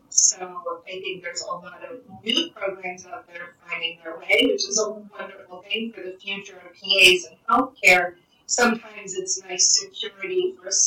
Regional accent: New Mexico, United States; now in Florida, United States; I grew up in New Mexico

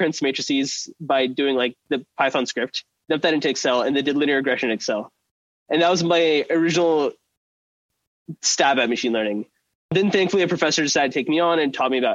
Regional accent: Oklahoma, United States; I'm from Oklahoma, and I went to a very interesting high school in Oklahoma

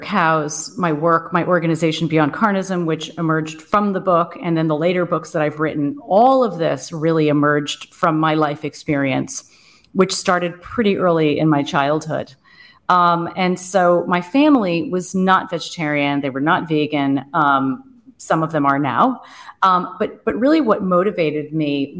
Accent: Boston, East Coast, United States; moved away as an adult; now in Germany; I'm American. And yeah, I grew up on the East Coast. Most of my life I was in Boston

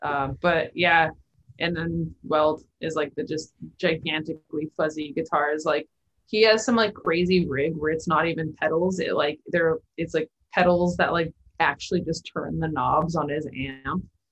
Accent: Canada; I grew up in Canada.

